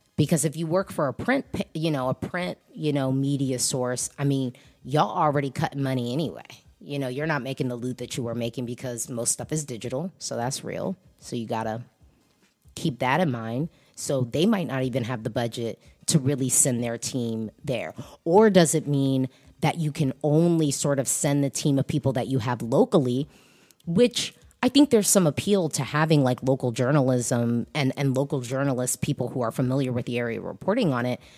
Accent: United States; also born or lived in DC area; I'm an American who lives in America.

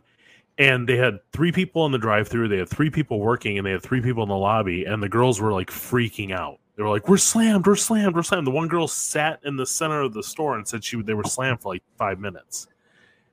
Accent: Detroit, Michigan, United States; I grew up in Detroit

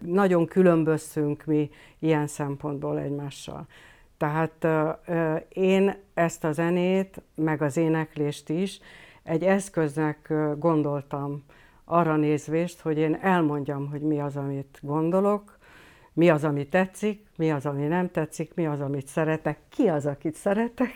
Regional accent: Hungary; ide vagyok nőve ehhez a dologhoz. Tehát egyrészt, a, eh, egyrészt az anyanyelvemhez

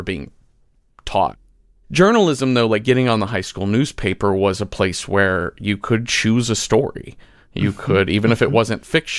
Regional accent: Mesquite, Texas, United States; We grew up in Mesquite, Texas, a suburb of Dallas.

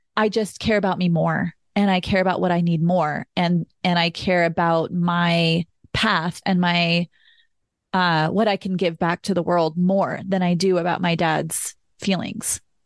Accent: Austin, Texas, United States; I'm originally from Austin, Texas, I grew up around Southern culture

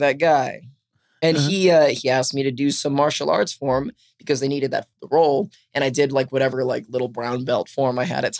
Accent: Los Angeles, California, United States; I'm from Los Angeles. So I was living in LA.

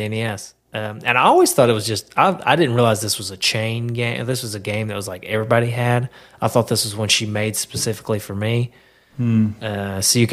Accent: Knoxville, Tennessee, United States; I'm from Knoxville

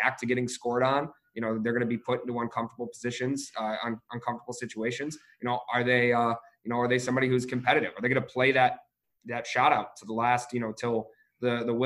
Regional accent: Detroit, Michigan, United States; I'm originally from Metro Detroit, outside of the city

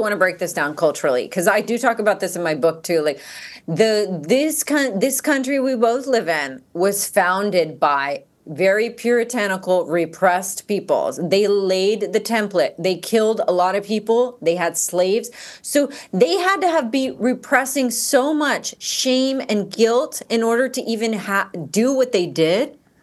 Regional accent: Georgia, United States; growing up in Georgia

